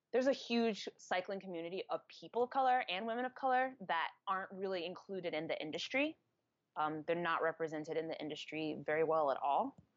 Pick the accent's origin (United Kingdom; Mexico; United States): United States; New Jersey; moved away as an adult; also born or lived in Atlanta, Georgia / Boston / Brooklyn / Carlton, Georgia; now in Bay Area, United States; So I was born in Atlanta, grew up in New Jersey, went to school in Boston, well, college in Boston, and then I lived in Brooklyn for a while, and now I live in the Bay Area